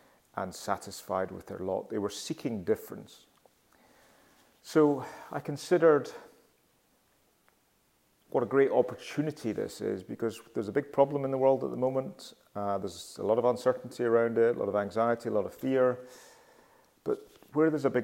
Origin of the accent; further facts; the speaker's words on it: Glasgow, Scotland, United Kingdom; moved away; I'm currently in Glasgow, which is my hometown, and I return to Glasgow fairly frequently.